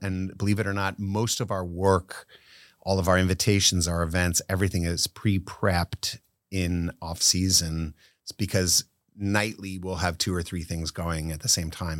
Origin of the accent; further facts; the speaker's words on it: Warren Township, New Jersey, United States; also born or lived in England; we moved to New Jersey, and that completely undid my accent